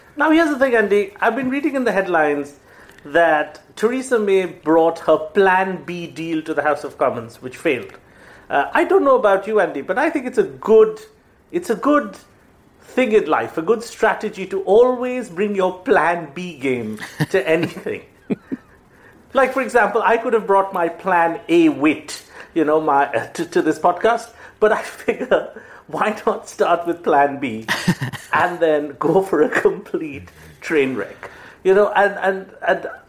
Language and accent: English; Kolkata, West Bengal, India; now in Mumbai, India; my hometown is Calcutta, it's where I'm from